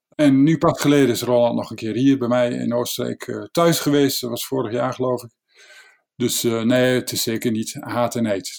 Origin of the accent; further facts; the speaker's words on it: Netherlands; Wij Nederlanders